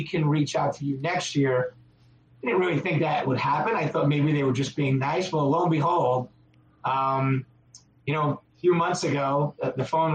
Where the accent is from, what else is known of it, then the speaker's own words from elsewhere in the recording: Long Island, New York, United States; now in Connecticut, United States; I'm from Long Island originally